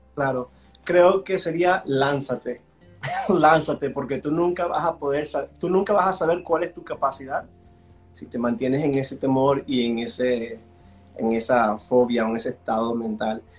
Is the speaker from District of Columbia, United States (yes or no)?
yes; Washington, District of Columbia, United States; accent: gringolandia; also born or lived in Venezuela; now in Florida, United States; yo soy de origen eh, venezolano, nací en Venezuela, mis padres emigraron cuando yo tenía tres años, entonces si escuchan un poquito el gringolandia en, mi voz es por eso. entonces yo crecí en el área de Washington, D.C.